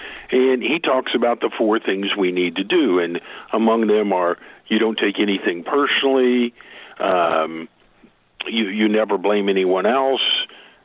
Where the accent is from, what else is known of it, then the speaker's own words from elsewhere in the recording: Oklahoma, United States; I'm from Oklahoma.